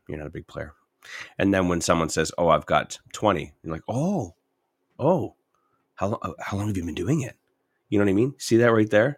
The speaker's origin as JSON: {"language": "English", "town": "St. Catharines", "region": "Ontario", "country": "Canada", "moved": "yes", "lives_now": "Edmonton, Canada", "said": "I'm from Saint Catharines"}